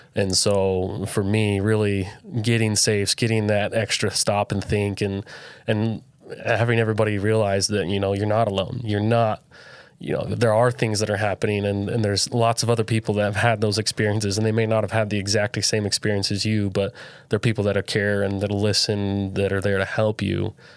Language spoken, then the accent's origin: English; Southern Utah, United States; I grew up here in Southern Utah